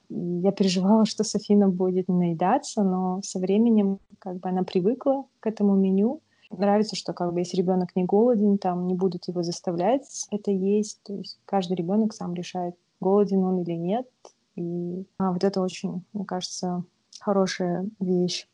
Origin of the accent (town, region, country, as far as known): Kazakhstan; moved away as an adult; now in Vancouver, Canada